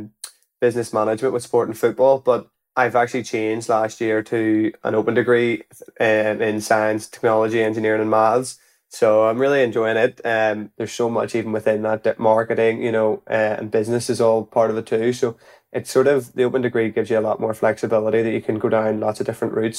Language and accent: English; Belfast, Northern Ireland, United Kingdom; So I was from Belfast, and I was playing for a club in Belfast with the football, but it was more part-time.